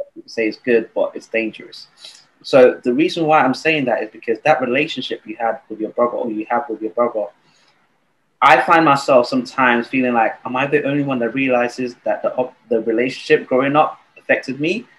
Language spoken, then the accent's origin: English; Nigeria; I was born and raised in Nigeria.